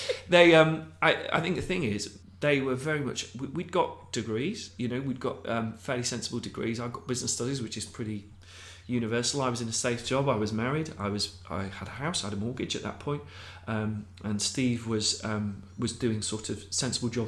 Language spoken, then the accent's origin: English; Abingdon, South East England, United Kingdom; We grew up in Abingdon in Peachcroft